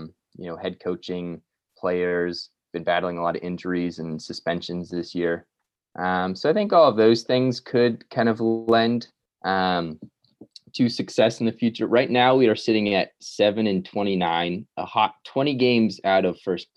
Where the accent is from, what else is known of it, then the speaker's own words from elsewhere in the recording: Encinitas, California, United States; my hometown of Encinitas